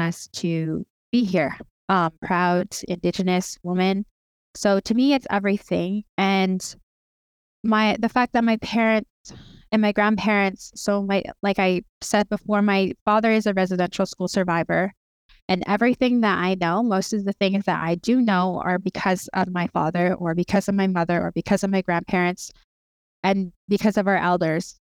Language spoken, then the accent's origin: English; Lethbridge, Alberta, Canada; also born or lived in Cardston, Alberta / Blood Reserve, Alberta; now in Siksika Nation, Canada; I was born in a town called Cardston, and, um, I was raised in the city of Lethbridge